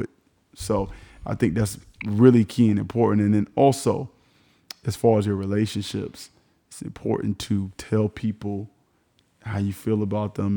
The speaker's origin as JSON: {"language": "English", "town": "Miami", "region": "Florida", "country": "United States", "said": "Everybody knows I'm from Miami"}